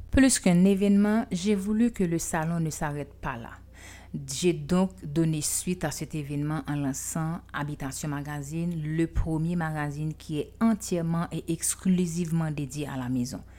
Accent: Haiti; je suis haïtienne.

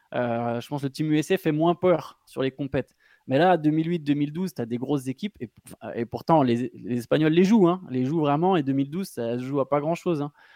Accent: France; en tant que Français

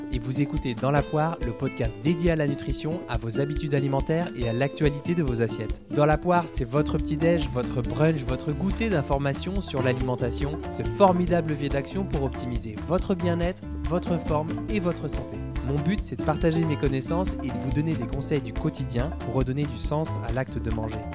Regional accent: France

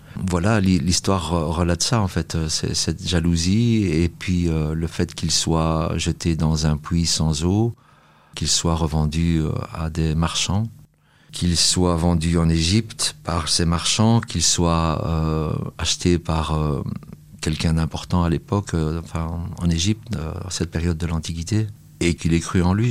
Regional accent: Brussels, Brussels-Capital Region, Belgium; J'ai grandi à Saint-Gilles, euh, une commune de, de Bruxelles

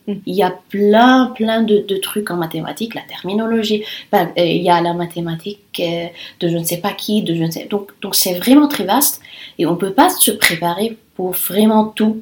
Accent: Lebanon; first language Italian and Arabic; French is a second language; moved away as an adult; also born or lived in Rome, Italy; now in France; Et je suis libanaise et je suis arrivée en France il y a à peu près un an et demi

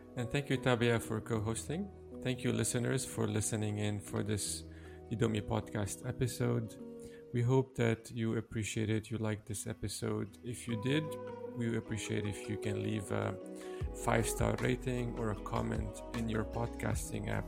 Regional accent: Lebanon; I come from Lebanon.

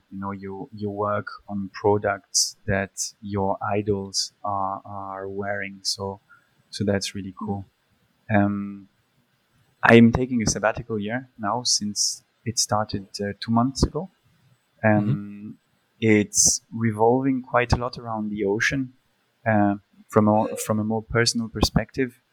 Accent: France; also born or lived in Spain; my parents are Polish. I was born and raised in France.

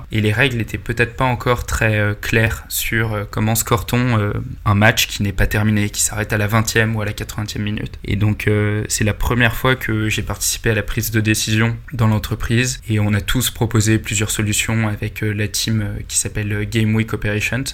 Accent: Paris, Île-de-France, France; also born or lived in Italy / Spain; Je suis né à Paris, j'ai grandi à Paris.

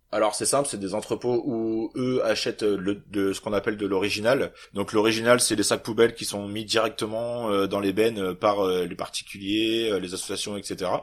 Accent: Normandy, France; je suis arrivé chez moi en Normandie

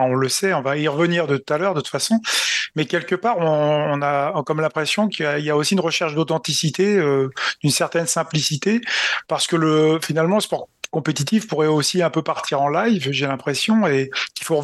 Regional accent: Valloire, Auvergne-Rhône-Alpes, France; born or raised there; also born or lived in Grenoble

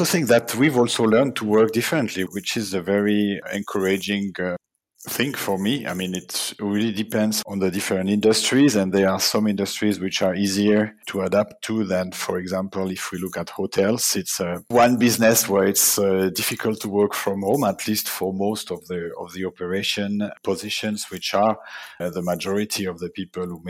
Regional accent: Neuchâtel, Switzerland; I'm originally from Neuchâtel, Switzerland.

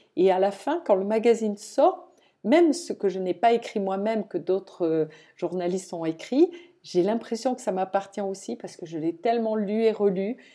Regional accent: Toulouse, Occitania, France; moved away; je viens de Toulouse

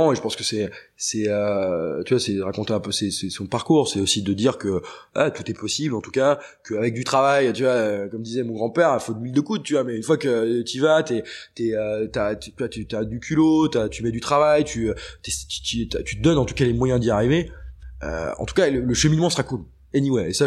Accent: Brittany, France; Moi, tu, typiquement, je viens de Bretagne

